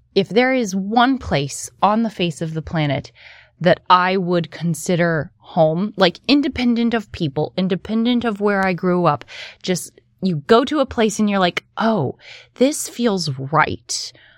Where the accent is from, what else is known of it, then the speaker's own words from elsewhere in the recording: West Virginia, United States; I grew up in West Virginia